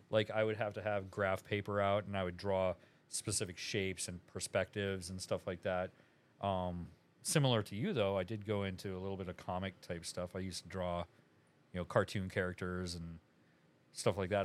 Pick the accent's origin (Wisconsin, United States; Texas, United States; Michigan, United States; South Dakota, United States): South Dakota, United States; Aberdeen; moved away; I'm from Aberdeen, South Dakota